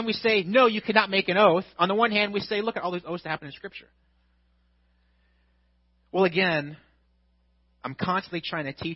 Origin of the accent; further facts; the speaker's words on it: United States; as American Christians